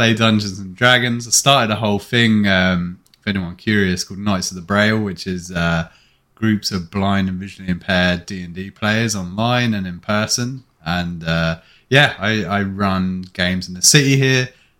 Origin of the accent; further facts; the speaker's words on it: Luton, East of England, United Kingdom; moved away as an adult; now in Canada; back in Luton Town, off and on. And then I fucked off to Canada when I was, like, 20, which is why my accent's a wee bit fucked at times.